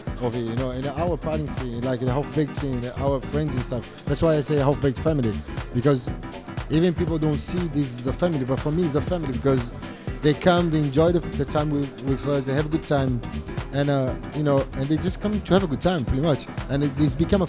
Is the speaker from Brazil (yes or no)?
yes; Brazil; now in London, United Kingdom; I'm from Brazil, okay? Like, I'm half Brazilian, half Italian. When I arrived here, I didn't have no friends whatsoever